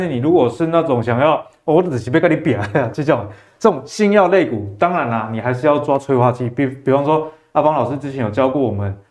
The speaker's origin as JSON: {"language": "Chinese", "country": "Taiwan", "said": "我们台湾人"}